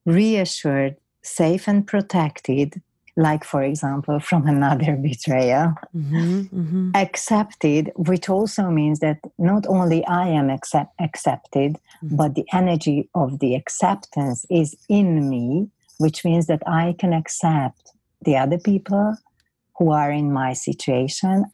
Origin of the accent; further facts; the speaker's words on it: Hungary; accent: Hungarian; English is a second language; I'm Hungarian, so that's why you can hear my funny accent